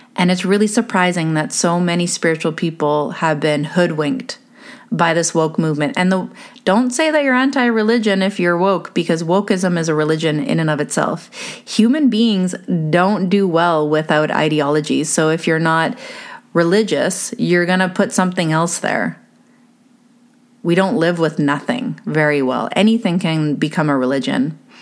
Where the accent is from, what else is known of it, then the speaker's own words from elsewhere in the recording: Canada; being Canadian